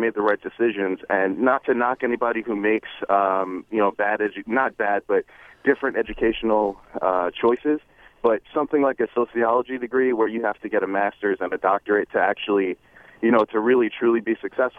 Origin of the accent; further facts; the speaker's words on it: New York City, New York, United States; also born or lived in Boston; I'm from East Flatbush, Brooklyn. A single parent household.